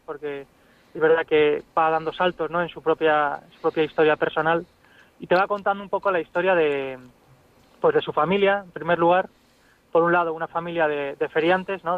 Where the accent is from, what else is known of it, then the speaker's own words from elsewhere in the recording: Ciudad Real, Castilla-La Mancha, Spain; yo también soy de Ciudad Real